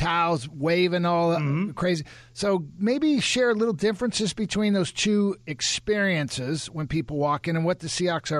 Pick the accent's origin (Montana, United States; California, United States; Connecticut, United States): California, United States; Southern; I grew up in Southern California